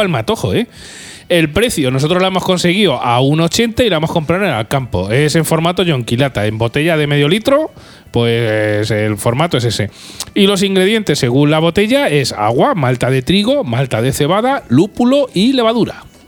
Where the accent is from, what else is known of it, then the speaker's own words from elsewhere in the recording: Albacete, Castilla-La Mancha, Spain; somos de Albacete